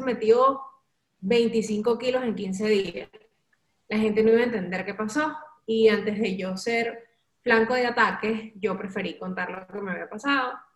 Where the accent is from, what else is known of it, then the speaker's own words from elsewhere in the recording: Valencia, Carabobo, Venezuela; moved away as an adult; cuando yo salí de Venezuela